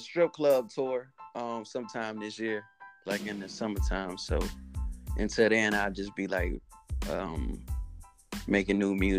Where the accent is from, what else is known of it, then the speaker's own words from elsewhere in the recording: Trenton, New Jersey, United States; now in Atlanta, United States; I'm from Trenton, New Jersey, but, you know, I live in Atlanta, Georgia at the moment.